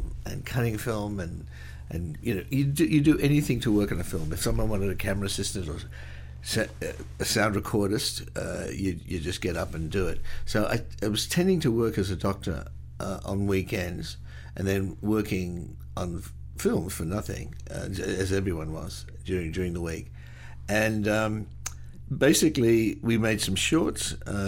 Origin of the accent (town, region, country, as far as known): Australia; born or raised there